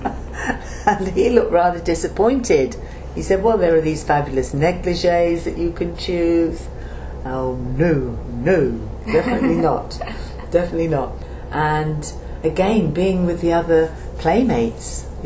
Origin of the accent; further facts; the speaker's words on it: Portsmouth, South East England, United Kingdom; moved away as an adult; I was born in Portsmouth in the house that I was living in with my mother and father in Cassassin Street in Portsmouth